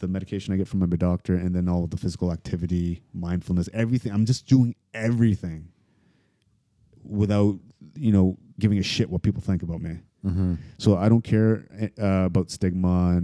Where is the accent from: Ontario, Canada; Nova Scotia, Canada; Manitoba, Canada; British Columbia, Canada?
Ontario, Canada; Toronto; also born or lived in United States; I grew up in Toronto and some parts in the States